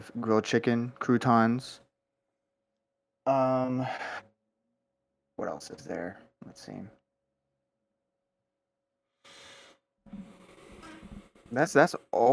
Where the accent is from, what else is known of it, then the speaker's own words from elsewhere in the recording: United States; I'm white American